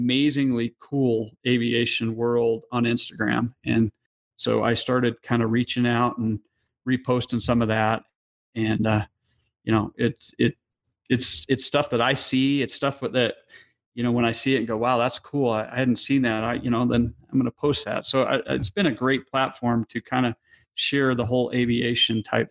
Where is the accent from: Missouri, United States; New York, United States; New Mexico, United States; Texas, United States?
New Mexico, United States; moved away; I'm from New Mexico